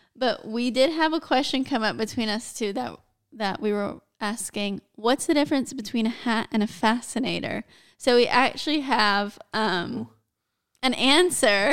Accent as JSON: {"language": "English", "country": "United States", "said": "I'm American"}